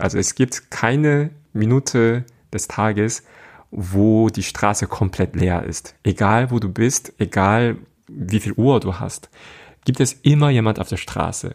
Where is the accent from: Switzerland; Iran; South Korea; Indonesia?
South Korea; first language Korean; German is a second language; now in Germany; meine Muttersprache ist Koreanisch